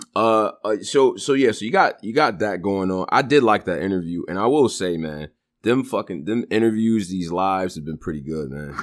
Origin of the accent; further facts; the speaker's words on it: Rochester, New York, United States; I'm from Rochester.